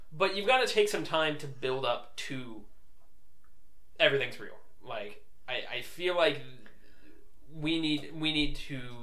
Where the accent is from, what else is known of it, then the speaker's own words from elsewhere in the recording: United States; we are indeed from America